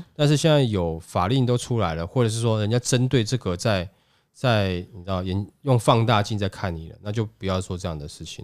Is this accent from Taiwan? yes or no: yes; Taiwan; 我们台湾人